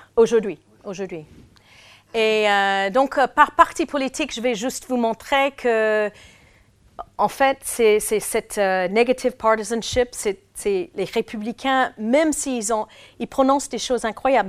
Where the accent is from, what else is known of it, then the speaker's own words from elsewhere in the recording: United States; French is a second language; chez nous aux États-Unis